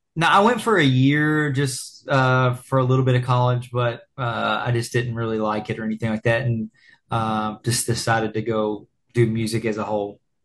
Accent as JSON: {"language": "English", "town": "Lexington", "region": "Kentucky", "country": "United States", "said": "we're from Lexington, Kentucky"}